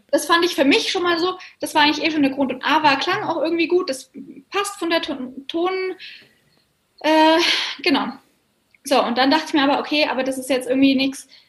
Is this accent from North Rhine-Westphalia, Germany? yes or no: no; Bavaria, Germany; bei uns in Bayern sind wir ja gar nicht am Meer